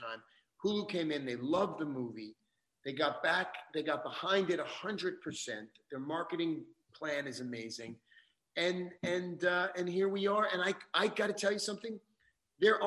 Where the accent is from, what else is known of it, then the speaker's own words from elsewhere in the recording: New York City, New York, United States; I was born in the Bronx. I come from a rough background